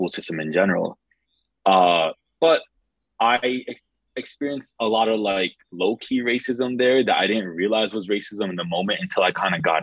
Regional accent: Mahwah, New Jersey, United States; moved away as an adult; also born or lived in Rochester, New York; now in South Jersey, United States; I grew up in a place called Mahwah, New Jersey

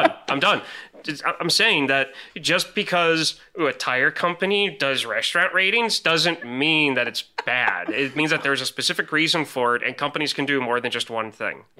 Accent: Illinois, United States; moved away; I'm from Illinois originally

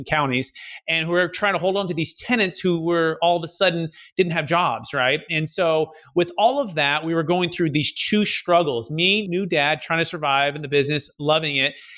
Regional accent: Fremont, California, United States; originally growing up in the Bay Area, Mission, San Jose, Fremont, kind of Silicon Valley

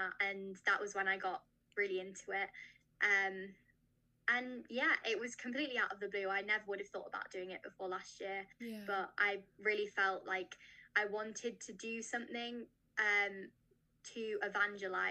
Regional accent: United Kingdom; I'm from the UK, as you might be able to tell by my accent.

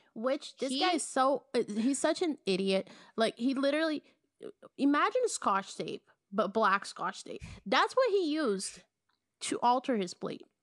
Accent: Belo Horizonte, Minas Gerais, Brazil; interviewed in Belo Horizonte, my hometown.

